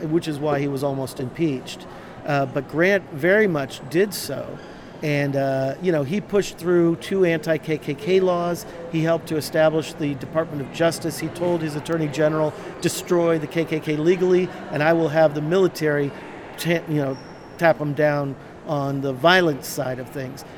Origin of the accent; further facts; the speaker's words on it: Erie, Pennsylvania, United States; I grew up in Erie, Pennsylvania, right on Lake Erie